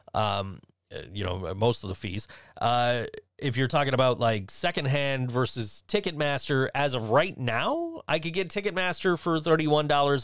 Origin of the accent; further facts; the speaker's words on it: Western New York, United States; also born or lived in Virginia; I'm from Western New York